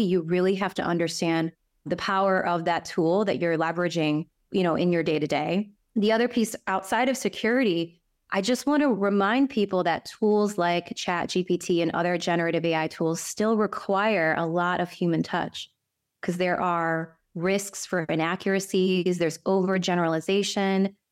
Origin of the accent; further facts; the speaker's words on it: Cleveland, Ohio, United States; who was born and raised in Cleveland in the Midwest, you know, from a Korean immigrant